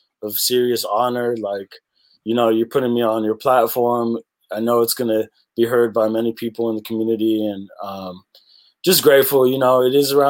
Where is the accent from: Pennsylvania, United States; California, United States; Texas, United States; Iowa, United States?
California, United States; San Francisco; I was raised in the Bayview Hunters Point District of San Francisco.